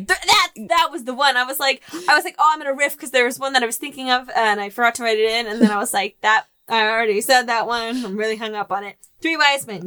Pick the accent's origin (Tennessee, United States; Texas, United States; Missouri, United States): Missouri, United States; St. Louis; I am from St. Louis